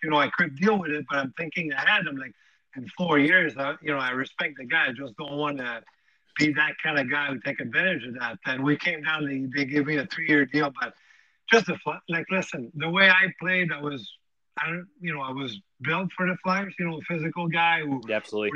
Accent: Montreal, Quebec, Canada; born or raised there

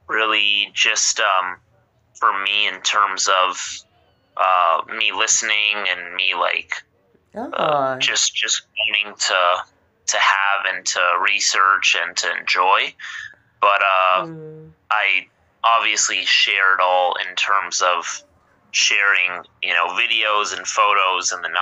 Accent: Los Angeles, California, United States; I'm from Los Angeles, California, born and raised

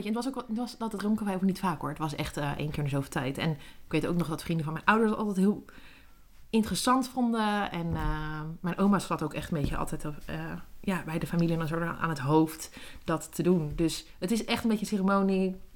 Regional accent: Netherlands; ik ben in Nederland

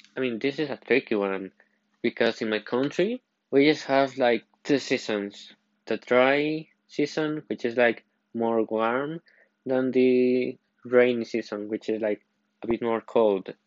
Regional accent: Costa Rica; I am from Costa Rica

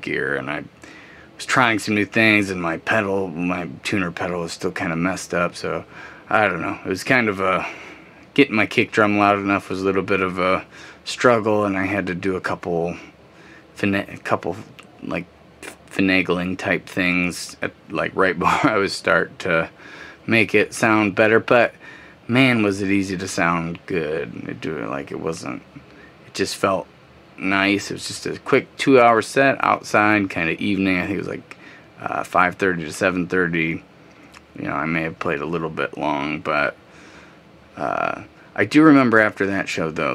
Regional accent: Pontiac, Michigan, United States; Pontiac's my hometown

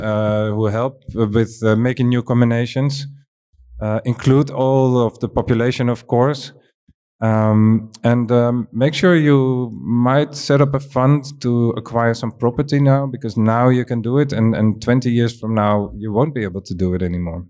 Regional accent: Amsterdam, North Holland, Netherlands; I'm coming from Amsterdam

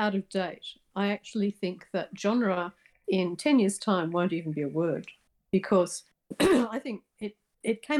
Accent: Australia; I'm Australian

